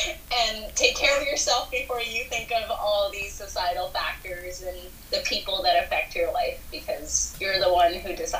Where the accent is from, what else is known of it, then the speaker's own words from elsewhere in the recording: South India, India; Sometimes I can't relate to another Indian because I'm South Indian, and that's completely different from someone who lives in North India.